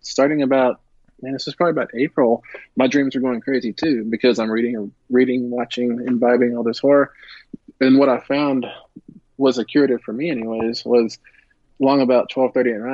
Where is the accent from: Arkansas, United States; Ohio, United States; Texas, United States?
Texas, United States; Greenwood; also born or lived in Midland, Texas; I was born in Midland. I grew up about 20 miles east of Midland, a little place called Greenwood